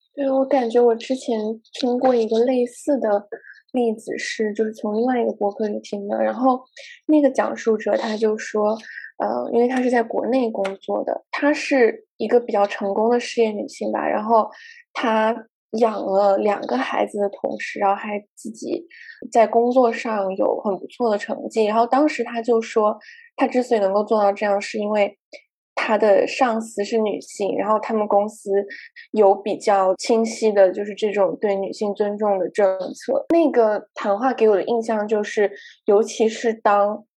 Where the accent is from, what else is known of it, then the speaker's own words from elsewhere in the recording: Guangzhou, Guangdong, China; moved away as an adult; also born or lived in Hong Kong; 虽然我成长在广州，但是我从来 不讲粤语，就在广州的时候，因为我家人并不是，就是以粤语为母语的